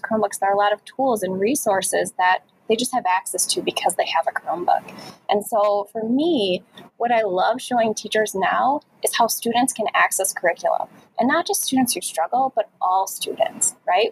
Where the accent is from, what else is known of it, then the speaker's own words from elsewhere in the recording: Chicago, Illinois, United States; moved away; I'm originally from Chicago, the Chicago area